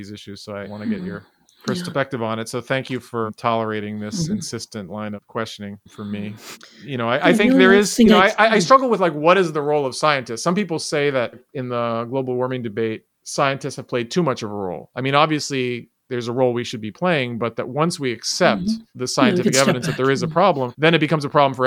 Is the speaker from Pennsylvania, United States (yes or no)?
no; New York City, New York, United States; I grew up in New York City